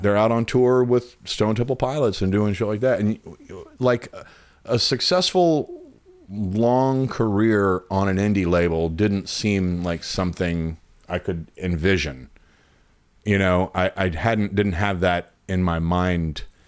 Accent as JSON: {"language": "English", "town": "Louisville", "region": "Kentucky", "country": "United States", "tie": "born or raised there", "also_born_or_lived": "Kansas City", "moved": "as an adult", "lives_now": "Chicago, United States", "said": "I grew up and born and raised in Louisville, Kentucky"}